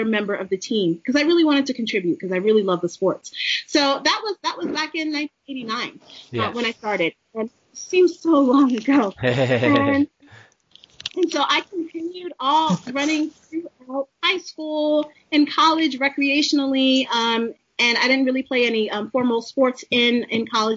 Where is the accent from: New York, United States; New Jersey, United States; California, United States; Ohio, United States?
New York, United States; New York City; moved away as an adult; also born or lived in Maryland; I'm a girl from the city. I'm from Brooklyn, New York